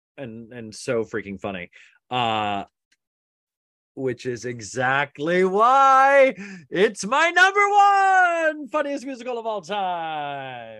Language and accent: English; Utah, United States; I grew up Mormon in Utah